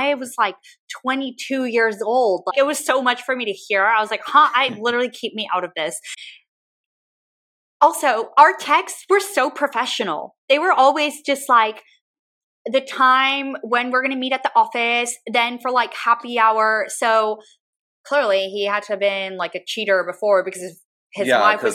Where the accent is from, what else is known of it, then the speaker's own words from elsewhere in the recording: San Antonio, Texas, United States; moved away as an adult; now in Austin, United States; It's my hometown